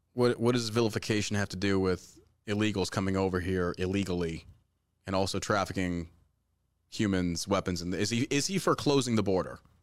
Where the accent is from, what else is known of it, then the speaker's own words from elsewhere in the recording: Beaumont, Texas, United States; also born or lived in Galveston, Texas; I was born in Galveston, and I grew up in Beaumont, Texas